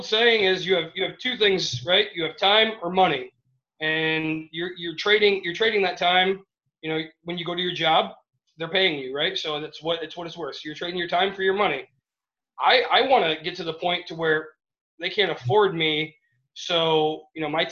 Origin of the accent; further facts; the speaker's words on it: Michigan, United States; I'm from Michigan